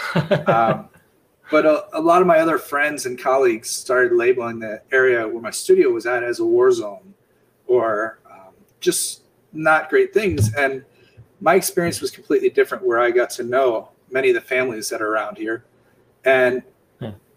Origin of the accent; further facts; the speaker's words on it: Bethlehem, Pennsylvania, United States; I grew up in Bethlehem, Pennsylvania, which was a steel town